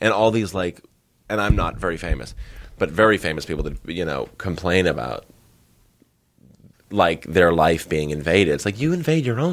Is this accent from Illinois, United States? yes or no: no; Northern Massachusetts, United States; I grew up in Northern Massachusetts